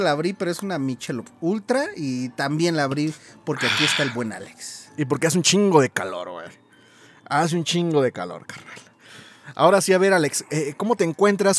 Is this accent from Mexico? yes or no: yes; Mexico City, Mexico; yo soy de la CDMX